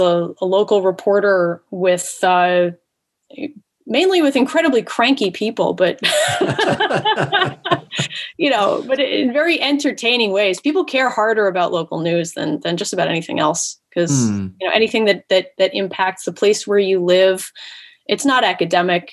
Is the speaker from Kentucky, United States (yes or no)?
no; Woodstock, New York, United States; moved away as an adult; also born or lived in Mount Tremper, New York / Margaretville, New York / Boston, Massachusetts; I grew up here. My family is from Delaware County for six or seven generations back. And I grew up in Woodstock and Mount Tremper